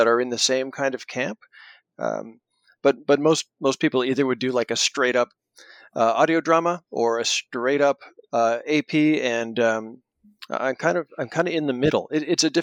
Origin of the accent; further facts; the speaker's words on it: Canada; I'm a Canadian living in Toronto